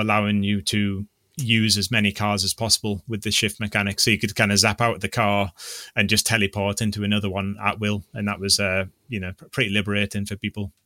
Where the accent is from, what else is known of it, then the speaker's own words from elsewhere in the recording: North East England, United Kingdom; I'm from the Northeast